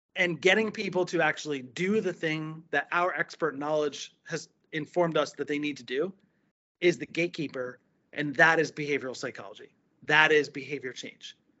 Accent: New Jersey, United States; moved away as an adult; now in Florida, United States; I was uh, born and raised in New Jersey

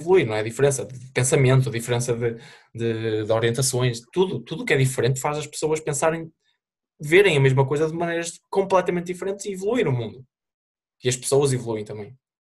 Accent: Portugal; moved away; sou português

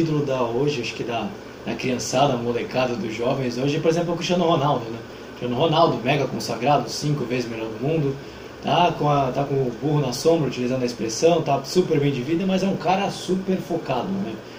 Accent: Santos, São Paulo, Brazil; a gente é daqui de Santos

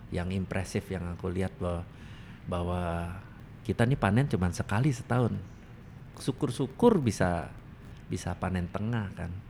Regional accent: Banyuwangi, East Java, Indonesia; Aku itu dari Banyuwangi, Mas.

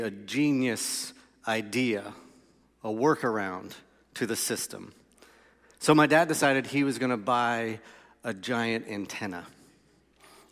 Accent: Melbourne, Florida, United States; So I grew up on Ironwood Road in Melbourne, Florida, in a two-story house.

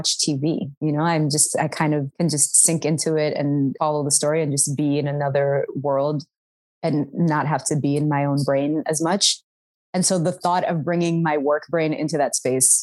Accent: Washington, District of Columbia, United States; accent: Sudani; I did not grow up in the suburbs. I grew up in Washington, D.C.

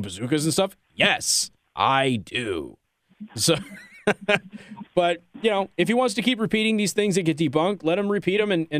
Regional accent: Las Vegas, Nevada, United States; I'm from Las Vegas.

